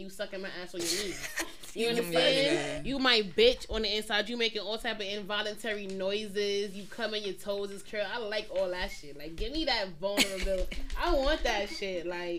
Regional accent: New York City, New York, United States; We from Brooklyn.

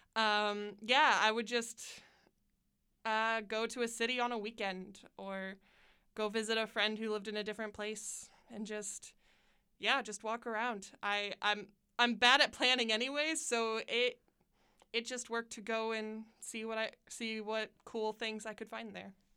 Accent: Pendleton, Indiana, United States; also born or lived in Muncie, Indiana; I moved to um, Pendleton, Indiana, and then I lived there till I was 17

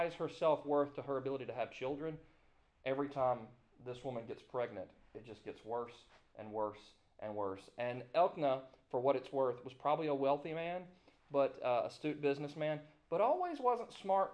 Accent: Greenville, Mississippi, United States; I was born in Greenville, Mississippi

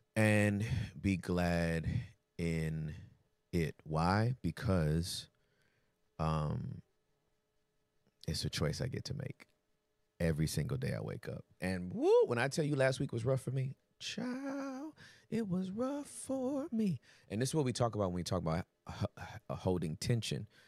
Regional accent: California, United States; moved away as an adult; also born or lived in Texas; I'm from Cali

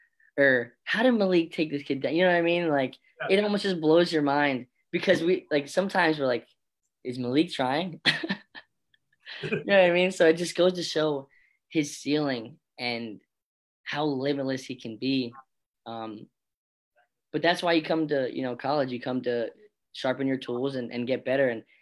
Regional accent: Florida, United States; born there; I was born in Florida as well.

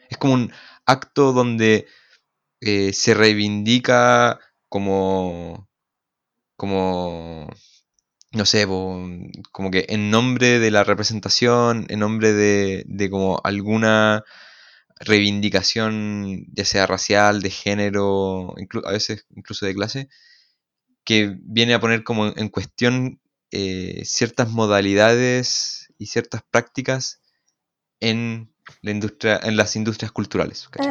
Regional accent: Chile

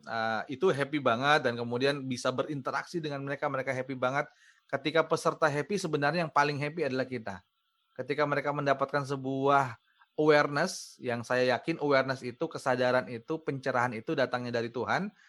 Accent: West Papua, Indonesia; Manokwari pada saat itu saya training kemudian yang happy di situ adalah saya training dan bisa menggunakan bahasa sehari-hari saya dulu.

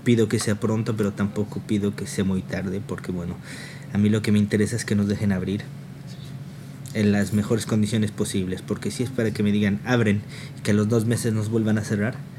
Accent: Toluca, State of Mexico, Mexico; moved away as an adult; also born or lived in Tenango del Valle / Paris region, France; now in France; yo soy de Toluca

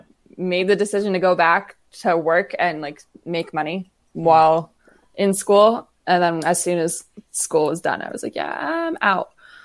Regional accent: Fairfield County, Connecticut, United States; moved away; I'm from Fairfield County

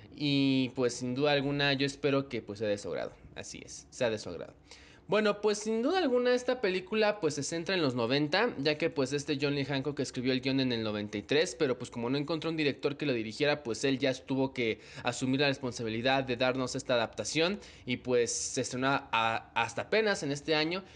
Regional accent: Mexico; en mi país, en México

